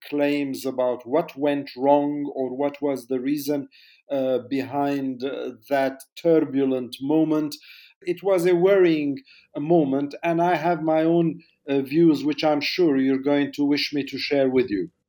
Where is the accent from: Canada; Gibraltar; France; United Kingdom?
France; moved away; also born or lived in Jordan; I was born there many decades ago